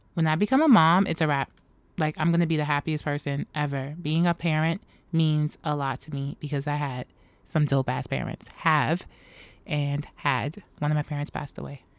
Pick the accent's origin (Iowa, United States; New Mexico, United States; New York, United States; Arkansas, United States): New York, United States; New York City; Born and raised in New York City